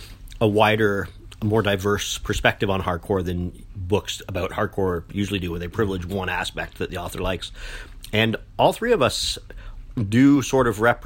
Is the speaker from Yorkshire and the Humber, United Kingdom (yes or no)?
no; London, United Kingdom; I was born in London, England